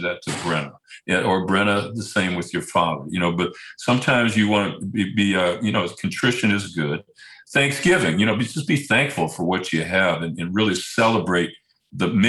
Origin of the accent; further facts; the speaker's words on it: Detroit, Michigan, United States; moved away as an adult; also born or lived in San Diego; I was raised on it when I was growing up in Detroit